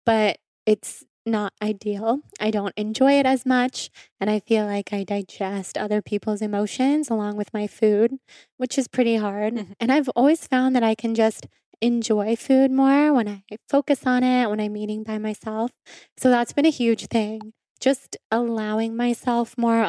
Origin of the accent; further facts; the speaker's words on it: Sacramento, California, United States; So I grew up in Sacramento, and both of my parents grew up in Sacramento.